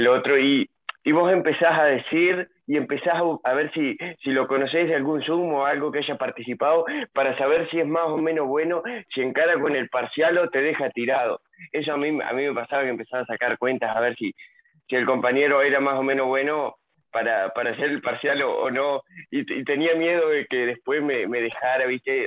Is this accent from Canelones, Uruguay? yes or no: no; Nueva Palmira, Colonia, Uruguay; yo soy de Nueva Palmira, en Colonia